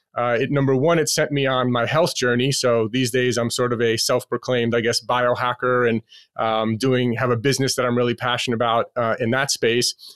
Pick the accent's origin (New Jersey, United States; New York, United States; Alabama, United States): New York, United States; New York City; moved away as an adult; now in Las Vegas, United States; I'm born and raised in Queens, New York